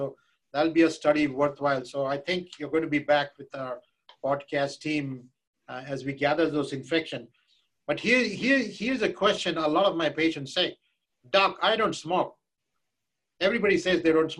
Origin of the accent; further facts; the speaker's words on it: India; moved away; I grew up in India where I would see these people with hookah